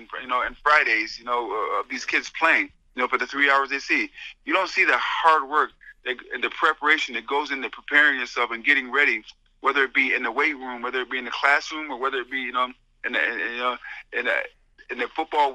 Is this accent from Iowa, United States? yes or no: no; Syracuse, New York, United States; having been born and raised in Syracuse and growing up here